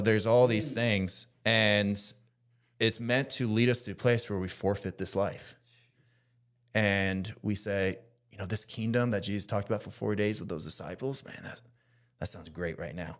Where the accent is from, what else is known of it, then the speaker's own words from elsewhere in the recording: United States; me specifically being American